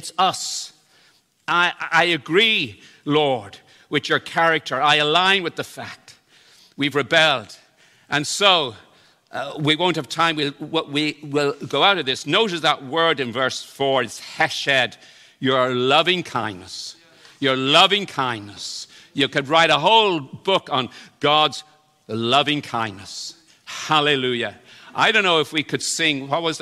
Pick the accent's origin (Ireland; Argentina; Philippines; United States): Ireland; in Ireland, we think we have this, even though I was brought up in the Protestant tradition